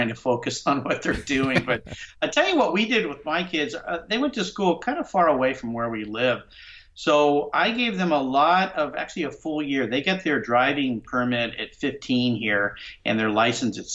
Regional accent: La Jolla, California, United States; now in Pacific Northwest, United States; I grew up in Southern California, in La Jolla, California, which is just north of San Diego.

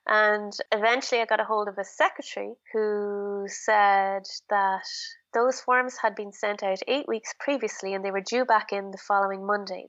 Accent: Ireland; Being very Irish

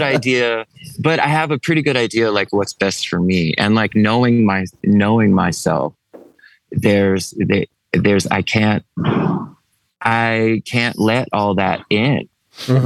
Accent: East Coast, United States; we're from the East Coast

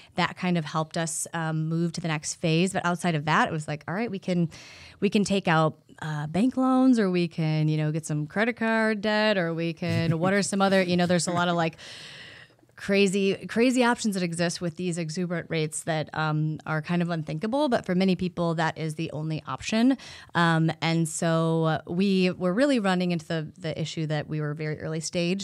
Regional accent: Iowa, United States; Growing up in Iowa

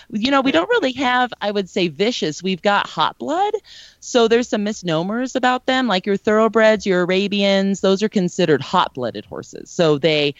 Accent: Fullerton, California, United States; now in Denver, United States; I grew up in Orange County, right by Fullerton, okay. Anaheim, so right by Disneyland

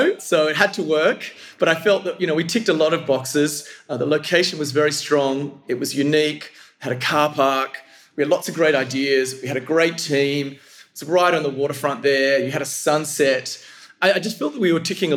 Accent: Perth, Western Australia, Australia; now in Singapore; we're originally from Perth

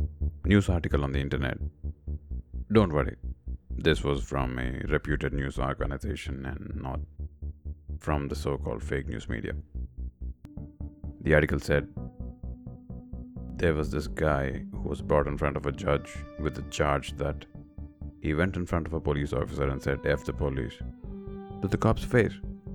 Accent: India; moved away as an adult; now in United States; As an Indian, it's mind-blowing how much American politics is getting closer and closer to Indian politics during the 90s and early 2000s. While growing up, we always looked up to the US

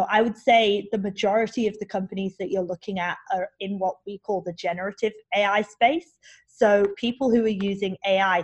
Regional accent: England, United Kingdom; I'm English

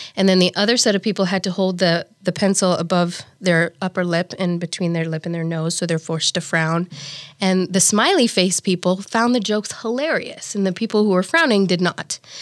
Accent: Nairobi, Kenya; moved away as an adult; also born or lived in Saint Peter, Minnesota; now in Omaha, United States; I was raised in Nairobi, Kenya, and I was the oldest of four girls

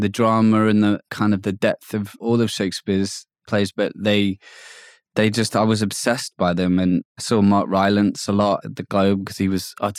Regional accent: Hackney, London, United Kingdom; a bit like growing up in Hackney, I thought this was normal.

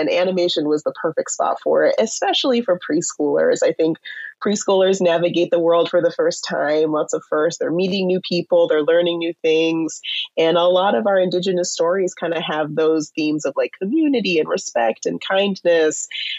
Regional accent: Southern California, United States; I'm a member of the Chumash tribe, and I grew up in Southern California. I'm currently in LA at the moment.

